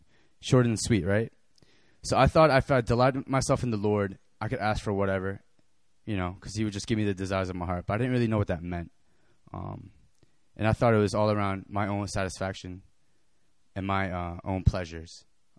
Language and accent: English; California, United States; born there; also born or lived in New York / New Jersey / Tennessee; now in Boston, United States; I lived all over the States. I was born in California. I moved to New York. I moved to New Jersey. I moved to Tennessee. I moved back to Jersey. I moved back to New York, and I go to Boston.